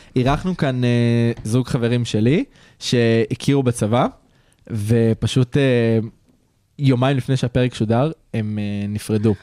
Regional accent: Israel; אנחנו גברים ישראלים

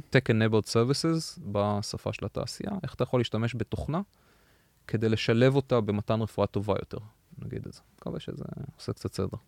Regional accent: Israel; moved away as an adult; now in United States; לנו כישראלים

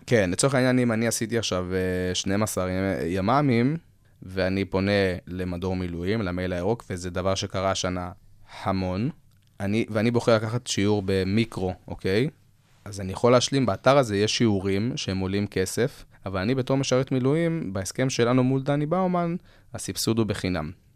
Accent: Israel; אנחנו ישראלים

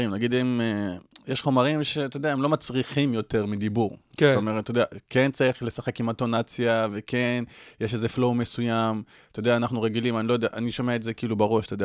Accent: Ashdod, Southern District, Israel; also born or lived in Beersheba; ואז אשדוד, ומאז עד עכשיו אשדוד, אחי.

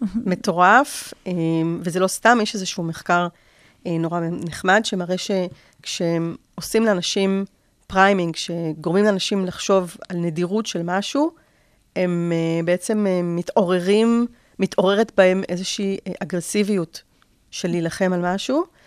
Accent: Israel; בתור ישראלים

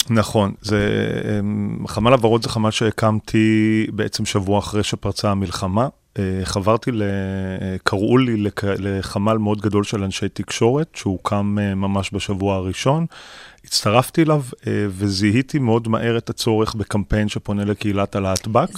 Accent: Tel Aviv, Tel Aviv District, Israel; אני, אה, גדלתי בדרום תל אביב, אה, בשכונה שנקראת כפר שלם

